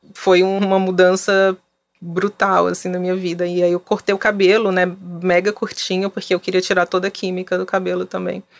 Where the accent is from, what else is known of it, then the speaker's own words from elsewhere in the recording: Fortaleza, Ceará, Brazil; moved away as an adult; now in São Paulo, Brazil; eu sou de Fortaleza, moro em São Paulo há mais de 10 anos